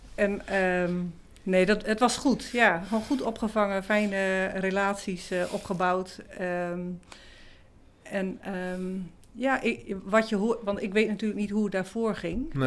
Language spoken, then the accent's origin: Dutch; Groningen, Netherlands; now in Tolbert, Netherlands; ik kom uit, oorspronkelijk uit het Huizen Dus ik ben Groningse uit de klei getrokken, zeggen ze dan